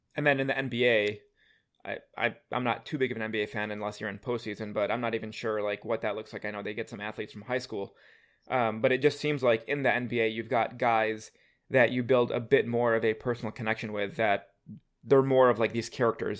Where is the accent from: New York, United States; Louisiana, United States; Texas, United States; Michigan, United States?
Michigan, United States; Detroit; I'm from Detroit